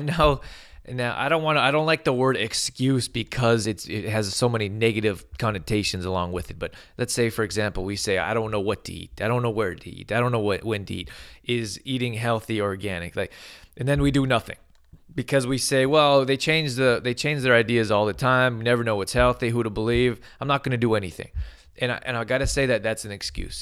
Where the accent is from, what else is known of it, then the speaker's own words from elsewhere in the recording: Calgary, Alberta, Canada; I grew up in Al-, Calgary, Alberta